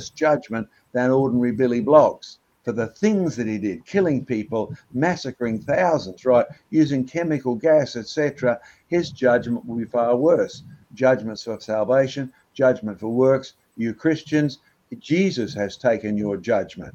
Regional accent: Australia; I was born in Australia

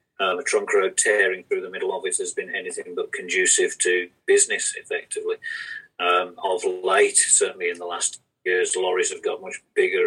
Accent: Birmingham, West Midlands, United Kingdom; moved away as an adult; also born or lived in Bournemouth; now in Maybole, United Kingdom; you'll tell from my accent I'm not local. I was born in Birmingham, so I grew up in a big city environment. After leaving Birmingham, we went to Bournemouth, which was a smaller, sleepy seaside town for 10 years

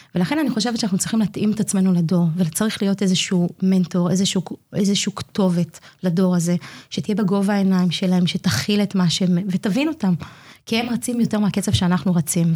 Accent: Migdal HaEmek, Northern District, Israel; אני תושבת מגדל העמק. אני נולדתי במגדל העמק, אמנם לא תמיד התחנכתי במגדל העמק

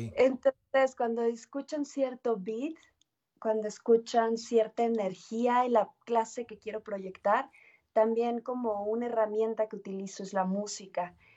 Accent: Mexico City, Mexico; now in Aguascalientes, Mexico; soy nacida en Ciudad de México

